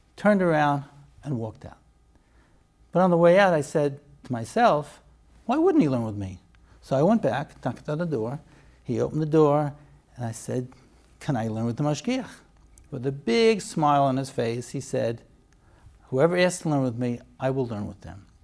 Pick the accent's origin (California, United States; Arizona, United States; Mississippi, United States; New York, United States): New York, United States; New York City; moved away as an adult; also born or lived in Lakewood / Israel / Boca Raton; now in Baltimore, United States; I grew up in Borough Park